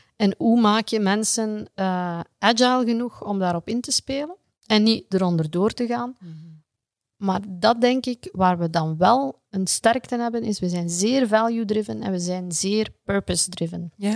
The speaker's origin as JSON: {"language": "Dutch", "region": "Flanders", "country": "Belgium"}